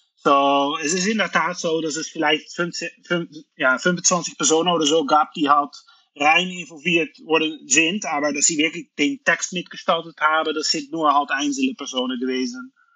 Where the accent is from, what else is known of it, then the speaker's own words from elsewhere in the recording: Netherlands; German is a second language; moved away as an adult; now in Luxembourg; Ich komme aus den Niederlanden